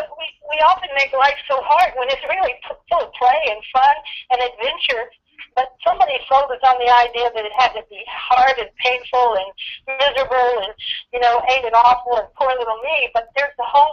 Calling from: California, United States; I'm in California. I'm in Orange County, California, right near the Pacific Ocean.

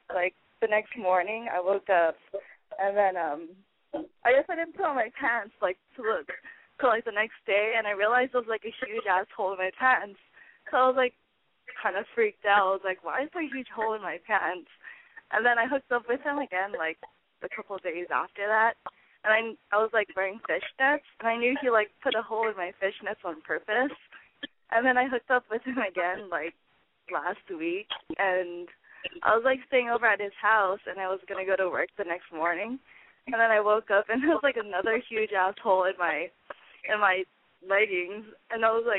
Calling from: Los Angeles, California, United States; I'm 23 and I'm calling from LA.

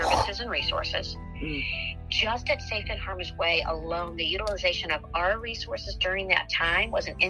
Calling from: Missouri, United States; And so I'm calling you from Missouri.

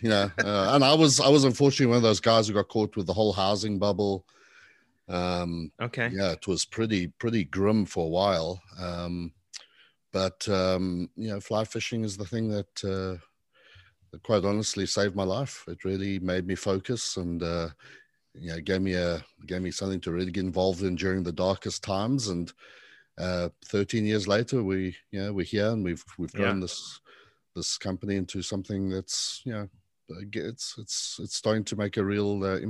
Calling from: Charleston, South Carolina, United States; Well, don't let my accent fool you, but I'm calling from Charleston, South Carolina.

